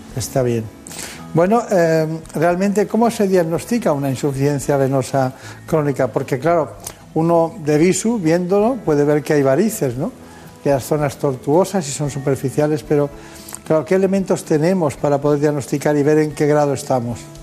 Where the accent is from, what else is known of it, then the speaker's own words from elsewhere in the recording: Mallorca, Balearic Islands, Spain; en mi tierra, mi tierra en Mallorca